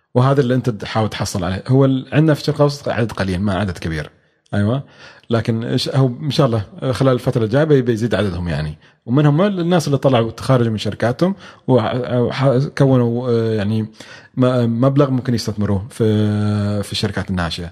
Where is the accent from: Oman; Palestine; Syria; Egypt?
Oman; إحنا حالياً عندنا في عمان